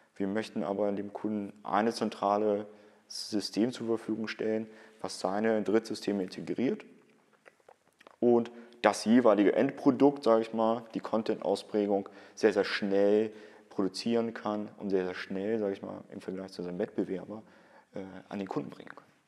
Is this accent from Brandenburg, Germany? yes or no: no; Cologne, North Rhine-Westphalia, Germany; bei uns in Köln